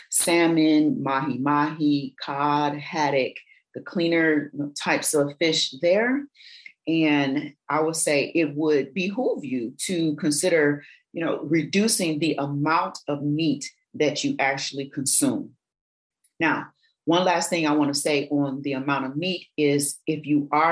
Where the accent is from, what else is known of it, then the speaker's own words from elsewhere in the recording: Michigan, United States; I grew up in Michigan, I say pop